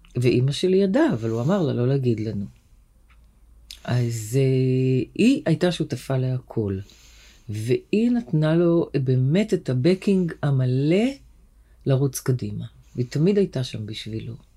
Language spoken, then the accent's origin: Hebrew; Tel Aviv, Tel Aviv District, Israel; גדלנו בשכונה בשם צהלה